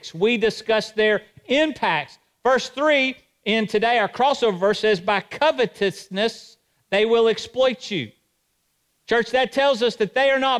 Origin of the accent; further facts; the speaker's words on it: Johnson City, Tennessee, United States; I was raised in Johnson City